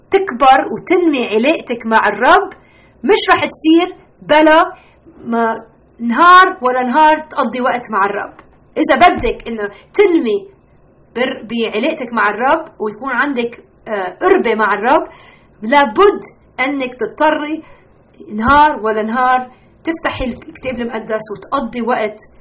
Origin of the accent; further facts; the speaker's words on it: Lebanon; also born or lived in United States; لبنان انا لبنانيه